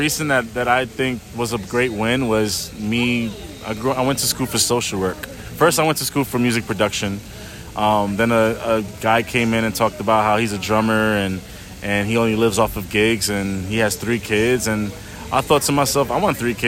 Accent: New York City, New York, United States; moved away; I grew up in New York City, where I grew up with different people around me

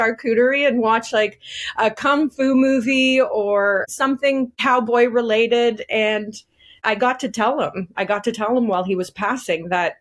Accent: Bradford, Ontario, Canada; we grew up in Bradford, which is not so small anymore

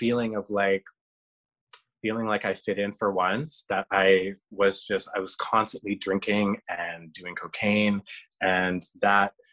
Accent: Canada; I am Canadian. I have a Canadian passport

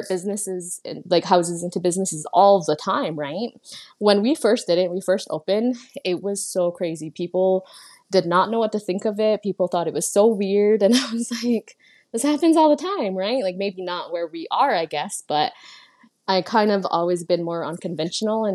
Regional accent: Six Nations of the Grand River, Ontario, Canada; also born or lived in London, Ontario / Brantford, Ontario; I'm from the Onondaga Nation, but I've come from the Haudenosaunee people

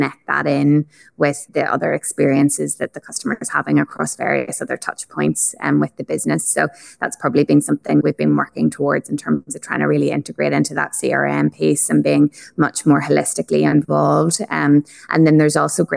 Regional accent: Ireland; accent: Irish; now in Australia; I'm obviously Irish, as the accent is probably quite evident

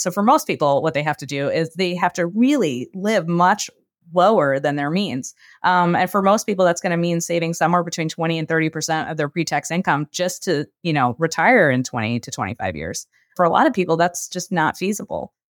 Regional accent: New York, United States; moved away as an adult; also born or lived in Brooklyn; I grew up in New York

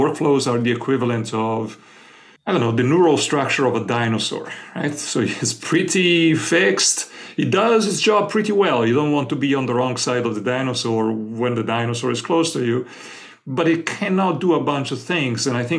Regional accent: Florence, Tuscany, Italy; born there; moved away; I was born in Florence, Italy, but I ended up living most of my life elsewhere.

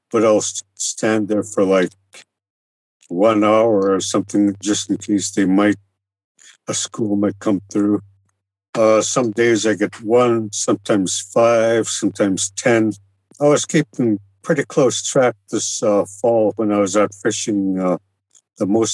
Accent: Kotzebue, Alaska, United States; I was born and raised in Kotzebue, and I was right on the ocean side.

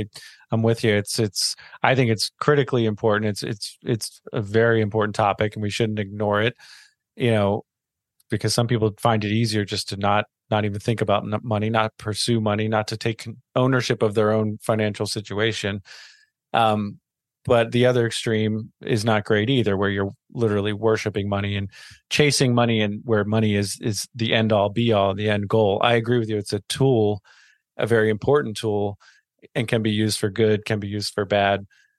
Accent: Maryland, United States; Maryland. Yeah

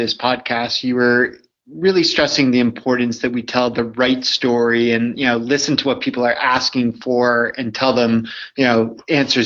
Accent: Canada; I'm Canadian

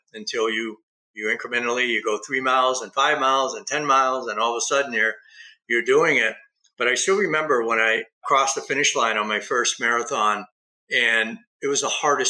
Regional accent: East Coast, United States; also born or lived in Huntington Beach; now in Nevada, United States; I come from the East Coast, so that's more buttoned up. I spent 5 years in Southern California in Huntington Beach.

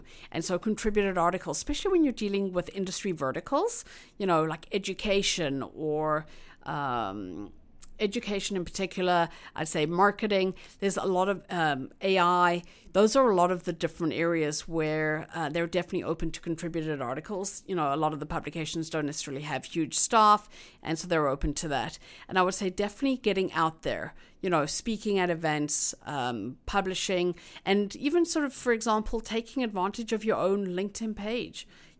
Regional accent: South Africa; now in Toronto, Canada; If you kind of think about being a South African arriving new in this country, and there's nobody else that you know, you kind of feel a little lost. Whereas having other immigrants around, you kind of feel like it's home.

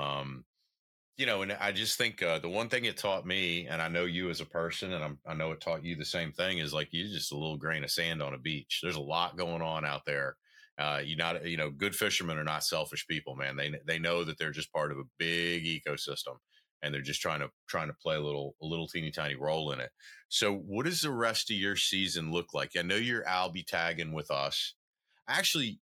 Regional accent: the South, United States; moved away; my nephews still live where I grew up in the South.

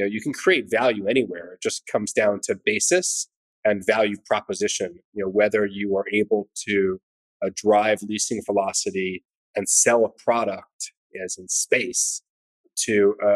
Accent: New York City, New York, United States; my hometown of New York

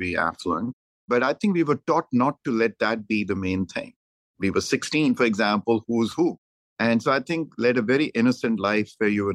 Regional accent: Dehradun, Uttarakhand, India; moved away as an adult; also born or lived in Delhi / Punjab; now in United States; I'm from Dehradun in India. Went to a boarding school at the age of 5. Left a boarding school at the age of 18

